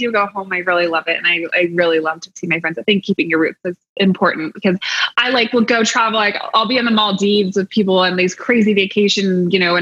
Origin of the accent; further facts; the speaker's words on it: Eugene, Oregon, United States; moved away as an adult; also born or lived in Portland, Oregon; I was just from Eugene